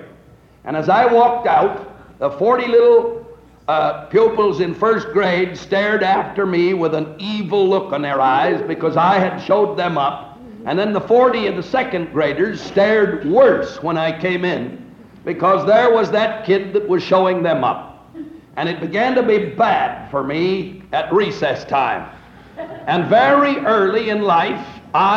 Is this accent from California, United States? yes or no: yes; just south of San Francisco, California, United States; I was brought up in California, just south of San Francisco